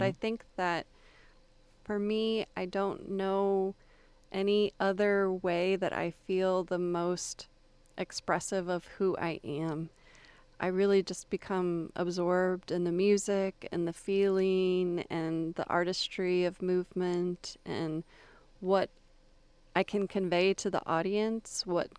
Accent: Florida, United States; also born or lived in Texas; And so I mainly say that I grew up in Florida. I didn't come from a military family, but I did move around a lot.

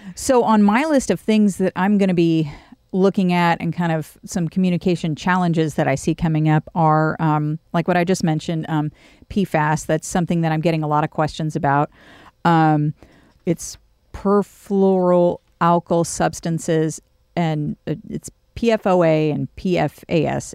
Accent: California, United States; moved away as an adult; now in College Station, United States; I grew up doing in California

